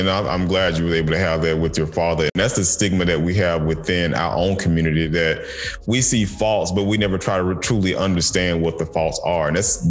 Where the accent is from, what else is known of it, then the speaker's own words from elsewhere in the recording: the South, United States; Growing up in the South, we had so much stuff growing out in the open area